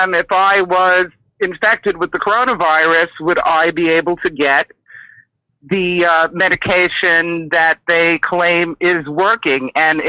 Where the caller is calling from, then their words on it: Maine, United States; I'm calling you from Maine.